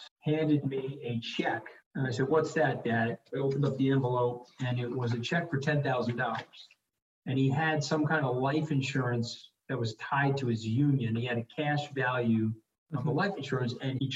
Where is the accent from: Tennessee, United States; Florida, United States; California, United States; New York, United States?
New York, United States; North Shore of Long Island; I was born here on the North Shore of Long Island